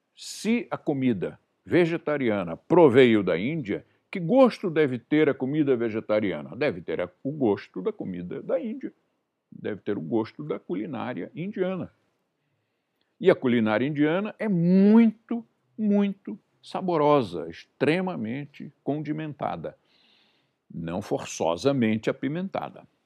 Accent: Brazil; eu nasci no Brasil, comi bra comida brasileira a vida inteira

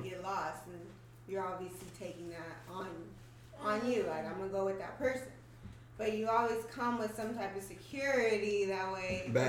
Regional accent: California, United States; Northern California.

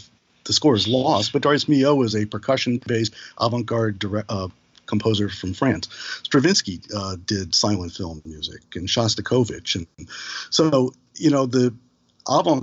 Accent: St. Louis, Missouri, United States; now in New York, United States; I'm a Midwestern boy. I'm from St. Louis

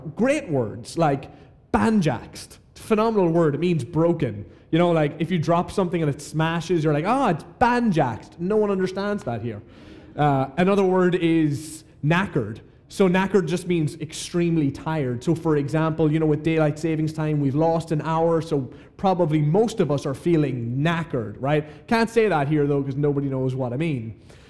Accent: Ireland; moved away as an adult; now in Atlanta, United States; Not just not from South Florida, I'm also not from Atlanta, which is probably obvious. I'm actually from Ireland

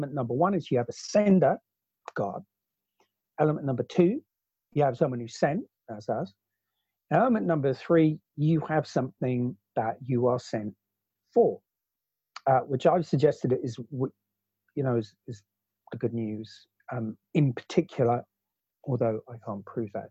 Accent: Oxford, South East England, United Kingdom; moved away as an adult; also born or lived in New Zealand / Africa; as a kid growing up as a teenager growing up in Oxford

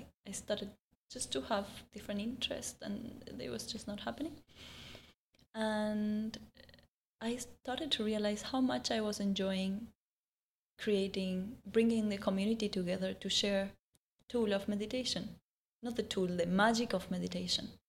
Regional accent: India; So then I found out when I came from India, not only the weather and my whole view of this place was different

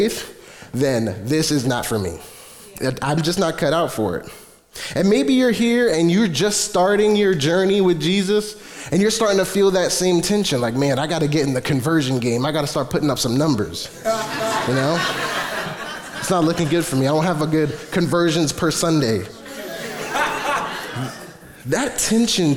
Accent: New York City, New York, United States; I'm from Flatbush

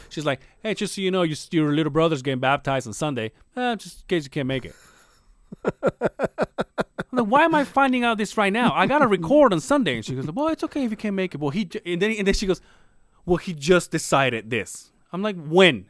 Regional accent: Mérida, Yucatán, Mexico; moved away; my hometown is Merida, but they call it La Blanca Merida

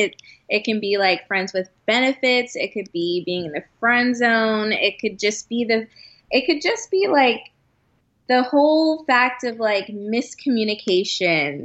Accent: Georgia, United States; moved away as an adult; now in New York, United States; I grew up in Georgia. I moved to New York back in 2014

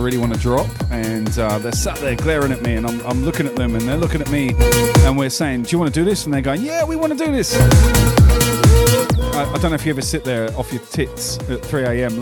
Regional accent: United Kingdom; moved away; I grew up listening to John Peel on Radio 1 in the UK

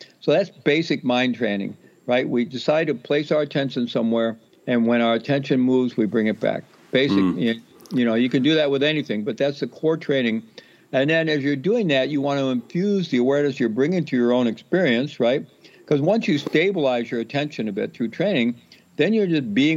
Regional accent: the Midwest of the U.S., United States; I grew up Roman Catholic in the Midwest of the U.S.

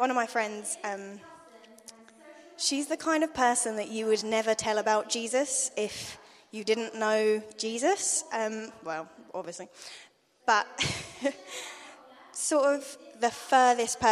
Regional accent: London, United Kingdom; now in Attleborough, United Kingdom; I'm from London

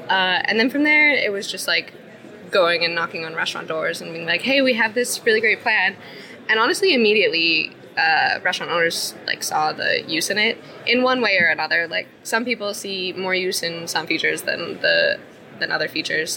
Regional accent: Canada; moved away as an adult; now in Iceland; I'm originally from Canada, but I've lived in Iceland for five years

